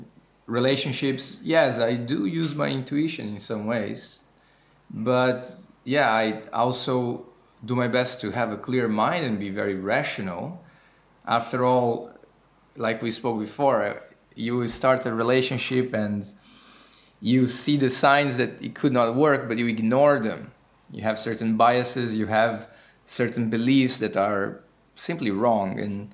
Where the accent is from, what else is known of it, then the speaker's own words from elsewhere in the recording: Brazil; now in Amsterdam, Netherlands; I am 27 years old and I'm from Brazil. I now live in Amsterdam